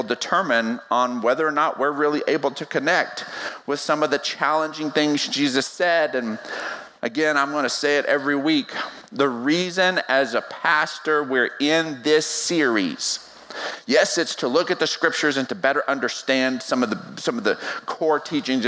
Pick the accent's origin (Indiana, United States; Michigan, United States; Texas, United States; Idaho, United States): Texas, United States; West; I was born and raised in West Texas